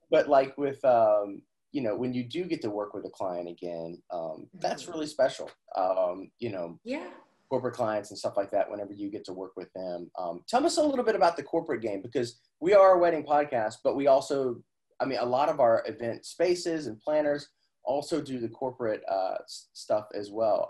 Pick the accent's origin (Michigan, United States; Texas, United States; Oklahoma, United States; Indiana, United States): Indiana, United States; I'm from Indiana, so my my whole family were uh, grocers